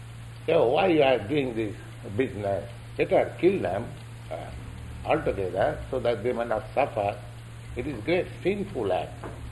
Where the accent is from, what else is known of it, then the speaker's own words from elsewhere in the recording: India; here is one gentleman from India, I am from India.